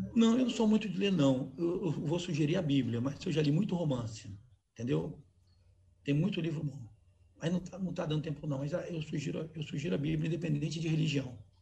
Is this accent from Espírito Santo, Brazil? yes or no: yes; Cariacica, Espírito Santo, Brazil; eu tenho uma casa que eu atendo, em Jardim América, onde eu cresci